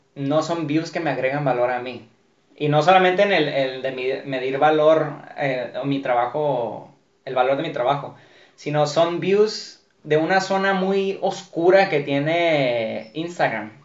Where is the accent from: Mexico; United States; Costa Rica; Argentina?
Mexico; como mexicanos